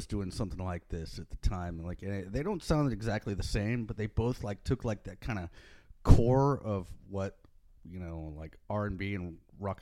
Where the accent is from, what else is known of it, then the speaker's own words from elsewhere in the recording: Houston, Texas, United States; We're from Houston